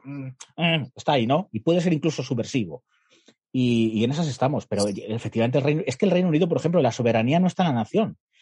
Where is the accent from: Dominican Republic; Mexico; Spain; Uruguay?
Spain; Guadalajara, Castilla-La Mancha; en Guadalajara, de donde soy yo